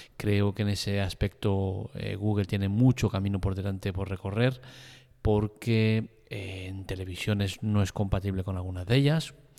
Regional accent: Spain; soy un ciudadano español, vivo en España

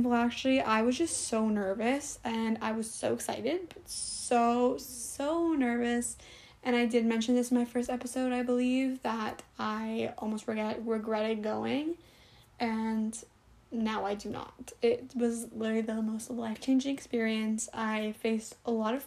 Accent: Canada; I'm from Canada.

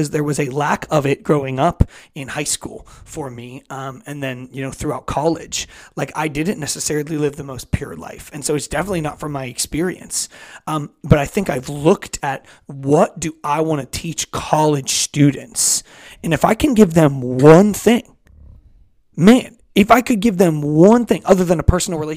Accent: Pittsburgh, Pennsylvania, United States; I'm from Pittsburgh

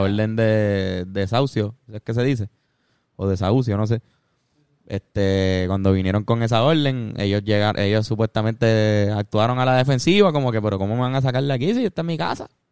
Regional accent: Puerto Rico; nuestra posición o situación política como puertorriqueño

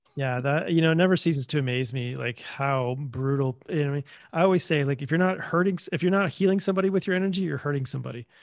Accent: Canada; being Canadian

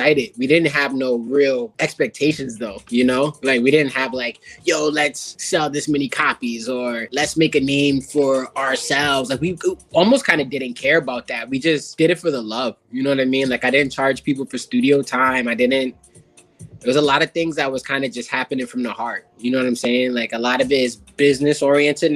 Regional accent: Connecticut, United States; I'm from Connecticut

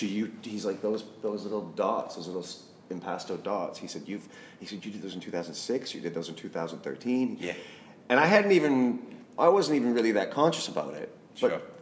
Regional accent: Saskatchewan, Canada; moved away as an adult; now in London, United Kingdom; I'm a Canadian boy from Saskatchewan, the prairies

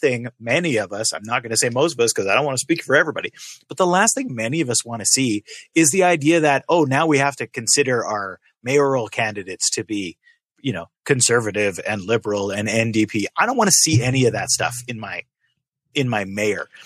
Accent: Canada; being Canadian

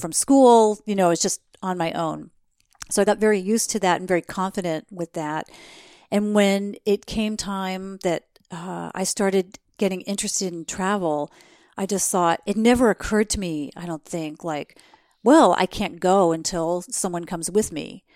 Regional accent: New Jersey, United States; I grew up in New Jersey

